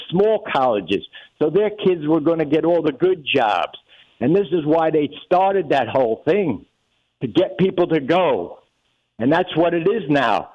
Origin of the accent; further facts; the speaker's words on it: New York City, New York, United States; I grew up in Brooklyn